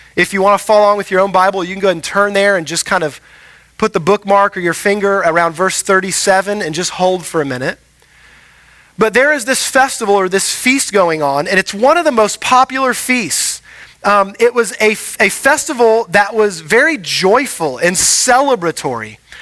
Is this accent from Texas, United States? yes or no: yes; Houston, Texas, United States; moved away; I grew up in Houston